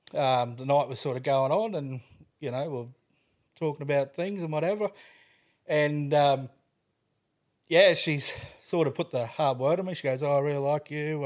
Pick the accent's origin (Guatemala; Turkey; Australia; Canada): Australia; Toowoomba, Queensland; I grew up in Toowoomba.